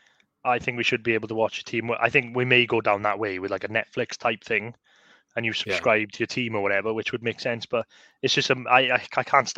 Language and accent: English; Swansea, Wales, United Kingdom; we're like from Swansea.